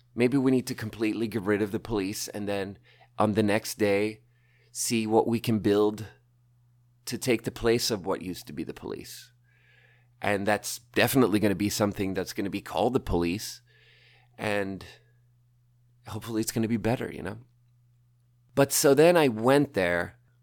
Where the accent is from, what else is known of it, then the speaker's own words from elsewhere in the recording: Malmö, Skåne, Sweden; I grew up in, I was born in Malmö. I grew up around there.